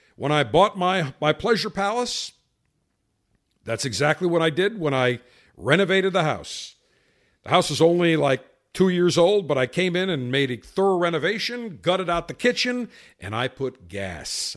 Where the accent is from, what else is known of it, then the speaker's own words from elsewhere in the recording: Buffalo, New York, United States; when I grew up in Buffalo, had an electric oven